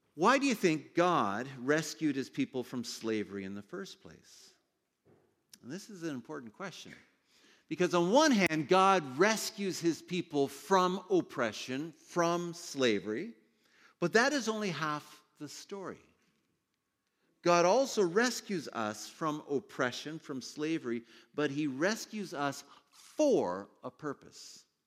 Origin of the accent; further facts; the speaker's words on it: Ontario, Canada; I grew up in Ontario